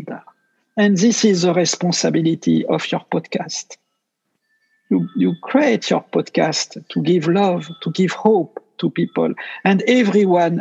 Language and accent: English; France; accent: French; English is a second language; I speak with my French accent